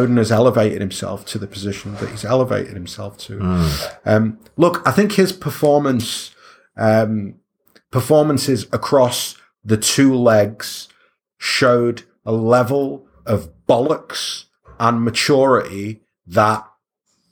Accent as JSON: {"language": "English", "town": "Stockport", "region": "North West England", "country": "United Kingdom", "said": "I'm from Stockport"}